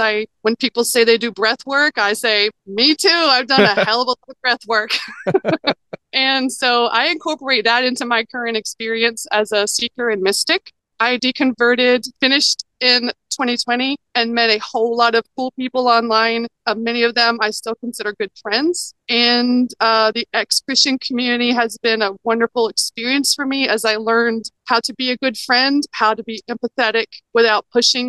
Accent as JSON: {"language": "English", "town": "Charlotte", "region": "North Carolina", "country": "United States", "tie": "born or raised there", "said": "I was born and raised in North Carolina, and I've lived here my entire life. I'm a Charlotte girl"}